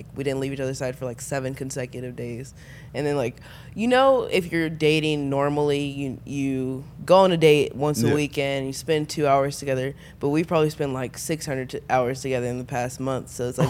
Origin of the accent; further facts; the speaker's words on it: Dallas, Texas, United States; I am from Dallas.